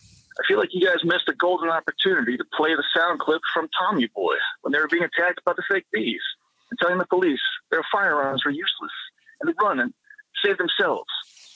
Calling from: Tampa, Florida, United States; I'm calling from Tampa, Florida area

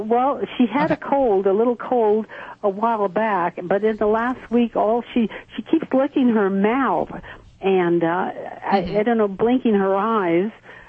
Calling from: South Lake Tahoe, California, United States; I'm calling from South Lake Tahoe, California.

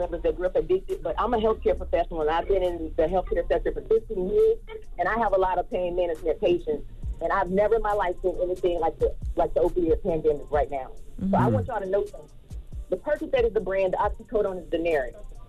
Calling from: Orlando, Florida, United States; I'm calling from Orlando.

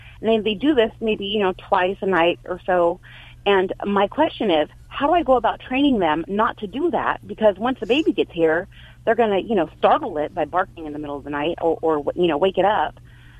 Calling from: Biola, California, United States; From Biola, California.

